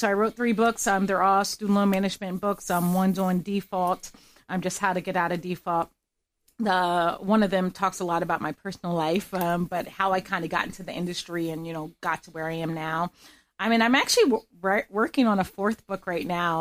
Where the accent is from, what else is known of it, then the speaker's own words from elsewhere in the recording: Pennsylvania, United States; moved away as an adult; also born or lived in Gettysburg / Boston; now in Florida, United States; I grew up in Pennsylvania as a whole